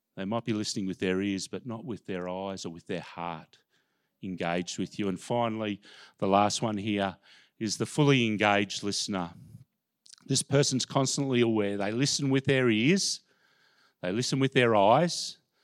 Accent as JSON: {"language": "English", "town": "Melbourne", "region": "Victoria", "country": "Australia", "tie": "born or raised there", "said": "I grew up in Melbourne. I'm a Melbourne person"}